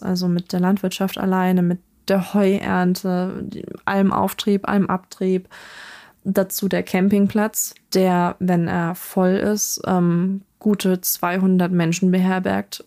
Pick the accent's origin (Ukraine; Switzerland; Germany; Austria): Germany; North Rhine-Westphalia; dann in Nordrhein-Westfalen gelandet. Und da ähm, haben wir uns dann im Grunde genommen auch von dem Dorfleben verabschiedet, sondern sind halt ja ziemlich in die Stadt gezogen